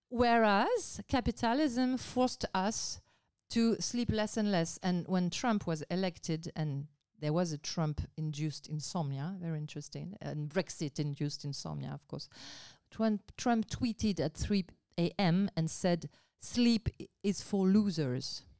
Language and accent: English; Basque Country, Nouvelle-Aquitaine, France; English is a second language; moved away; I grew up in Basque Country